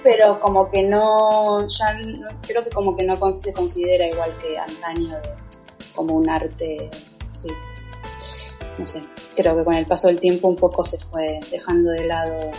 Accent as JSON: {"language": "Spanish", "country": "Argentina", "said": "yo soy argentina, estoy en Buenos Aires."}